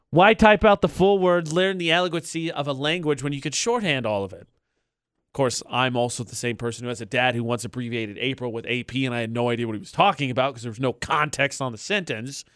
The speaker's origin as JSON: {"language": "English", "region": "Indiana", "country": "United States", "moved": "yes", "said": "I'm from Indiana"}